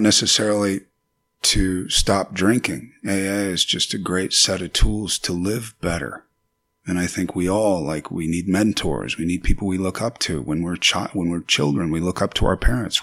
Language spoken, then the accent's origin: English; Paso Robles, California, United States; also born or lived in New York / Venice Beach, California; in Paso Robles, you know, where I'm from, I am proud of that. And I have a ranch there still.